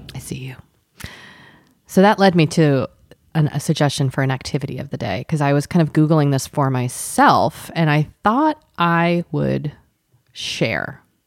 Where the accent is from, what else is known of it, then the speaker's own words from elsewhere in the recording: Boston, Massachusetts, United States; moved away; also born or lived in Southern California (near Disneyland); growing up in Boston